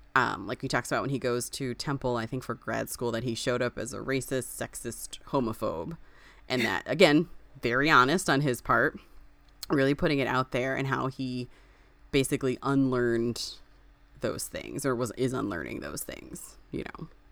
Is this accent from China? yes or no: no; Springfield, United States; I grew up in Springfield. I went to school in Springfield